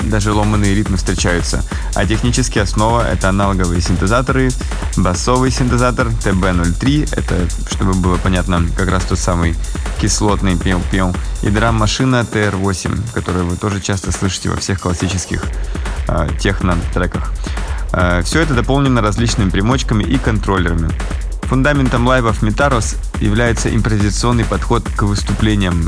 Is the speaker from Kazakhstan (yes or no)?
no; Yekaterinburg, Sverdlovsk Oblast, Russia; now in Moscow, Russia; лайв-дуэт из Екатеринбурга, моего родного города